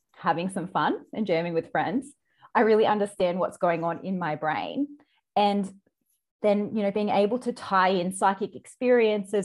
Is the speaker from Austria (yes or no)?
no; Australia; accent: Australian; all around Australia, which you can probably tell by my accent